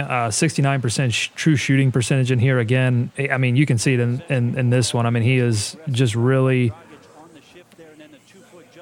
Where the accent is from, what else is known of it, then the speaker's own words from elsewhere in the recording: Gastonia, North Carolina, United States; Gastonia, my hometown, the hometown of Hassan Whiteside